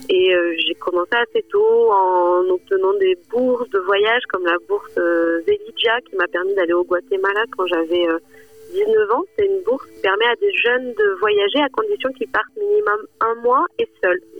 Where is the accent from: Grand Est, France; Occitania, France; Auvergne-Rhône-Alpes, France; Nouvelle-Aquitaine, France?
Occitania, France; Figeac; moved away; also born or lived in New Delhi; moi j'ai grandi dans le Lot, euh, à Figeac